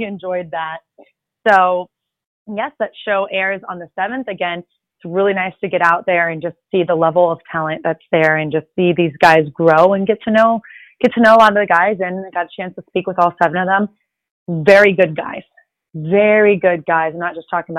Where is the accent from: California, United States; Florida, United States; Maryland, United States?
Florida, United States; Miami; first language Spanish; I am a Miami girl